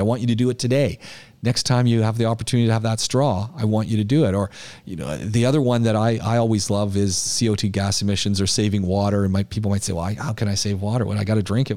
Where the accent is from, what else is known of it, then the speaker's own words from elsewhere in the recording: Canada; now in United Arab Emirates; I'm Canadian